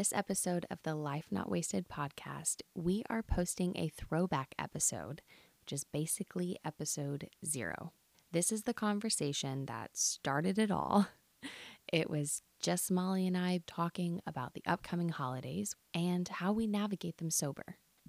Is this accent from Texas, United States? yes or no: yes; Texas, United States; We're two friends from Texas who got sober in our 20s and are now trying to figure life out in our 30s.